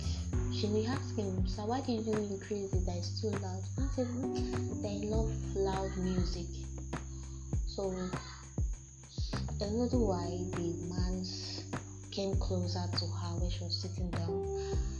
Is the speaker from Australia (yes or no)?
no; Akwa Ibom, Nigeria; also born or lived in Lagos; I'm from Akwa Ibom State, Ikonologu Government Area.